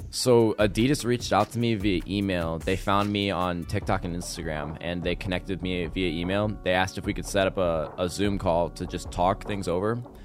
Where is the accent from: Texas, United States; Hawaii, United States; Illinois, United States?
Illinois, United States; Arlington Heights; also born or lived in South Loop, Chicago; now in Chicago, United States; I grew up in Arlington Heights, and I moved to South Loop three years ago